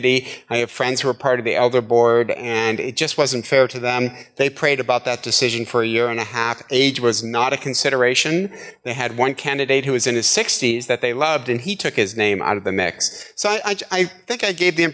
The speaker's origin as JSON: {"language": "English", "region": "Midwest", "country": "United States", "moved": "yes", "said": "I'm from the Midwest"}